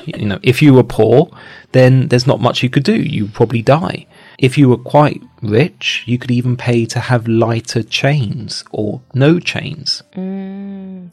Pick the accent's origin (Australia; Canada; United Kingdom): United Kingdom; London; I come from London